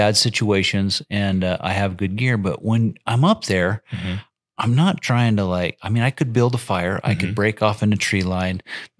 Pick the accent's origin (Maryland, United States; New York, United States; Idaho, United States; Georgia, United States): Idaho, United States; Challis; I've lived here for 20 some years but I'm in Challis now. Mm-hmm. I'm from Challis in Mackey country.